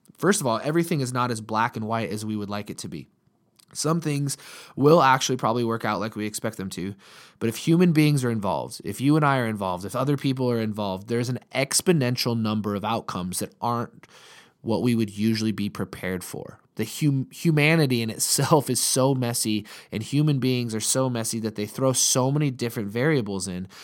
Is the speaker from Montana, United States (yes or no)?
yes; Montana, United States; we're from Montana